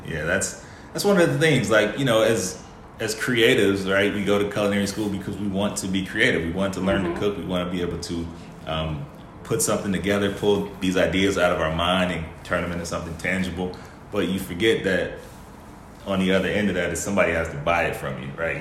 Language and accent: English; Chicago, Illinois, United States; we kind of have similar backgrounds, you know, growing up in Chicago